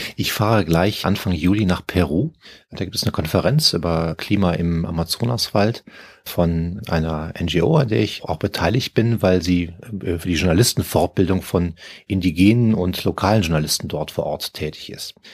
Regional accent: Cologne, North Rhine-Westphalia, Germany; moved away; also born or lived in Brazil; meiner Heimatstadt Köln

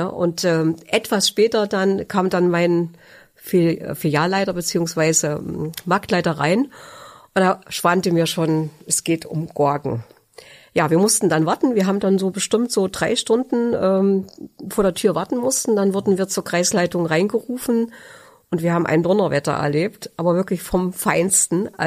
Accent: Germany; Ich bin ein Kind der DDR und äh, bin ähm, in diesem Land groß geworden

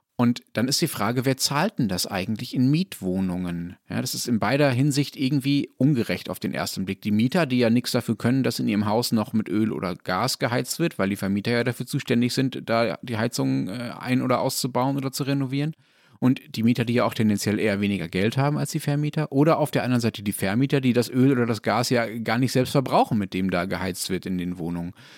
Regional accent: Germany; ich deutscher Ignorant

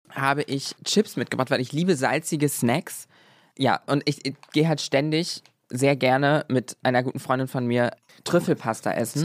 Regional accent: Germany; now in Berlin, Germany; ich komme aus der Nähe von Hamburg

